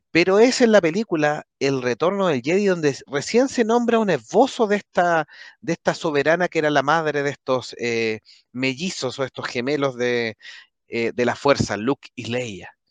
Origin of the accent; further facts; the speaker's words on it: Chile; es que como los chilenos somos ambivalentes